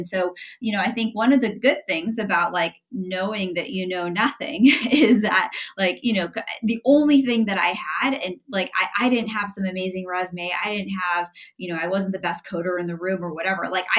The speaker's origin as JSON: {"language": "English", "town": "San Francisco", "region": "California", "country": "United States", "tie": "born or raised there", "said": "Like I grew up in San Francisco mostly, and like knew nothing about this sport."}